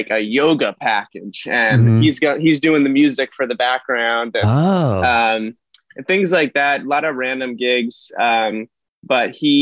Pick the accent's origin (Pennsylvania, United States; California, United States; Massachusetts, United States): California, United States; Los Angeles; also born or lived in Boston / Studio City, Los Angeles; I'm from Los Angeles, born and raised, southern part of Los Angeles